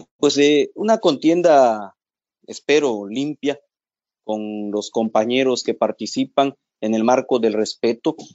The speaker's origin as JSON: {"language": "Spanish", "country": "Mexico", "said": "como mexicanos"}